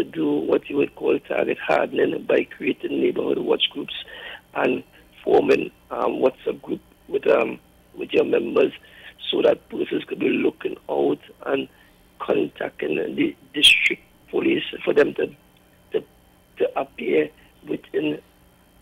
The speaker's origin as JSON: {"language": "English", "country": "Trinidad & Tobago", "tie": "born or raised there", "said": "I come from Mobile Lab. I born and grew in Mobile Lab"}